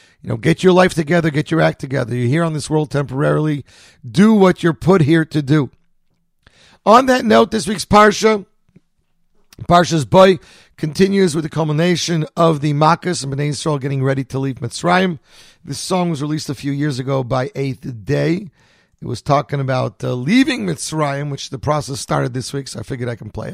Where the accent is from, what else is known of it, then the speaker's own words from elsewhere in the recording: Montreal, Quebec, Canada; now in New Jersey, United States; I grew up in Montreal